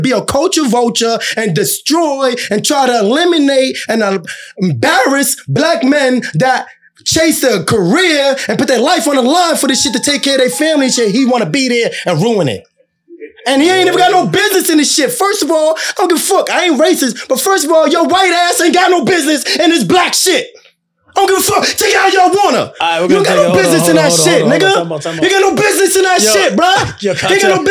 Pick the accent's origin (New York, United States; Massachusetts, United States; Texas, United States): Massachusetts, United States; Boston; I'm from Boston.